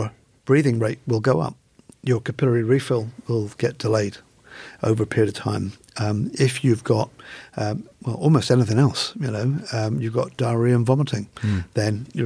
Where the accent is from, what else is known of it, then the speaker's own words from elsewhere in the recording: England, United Kingdom; now in Australia; I'm an Englishman.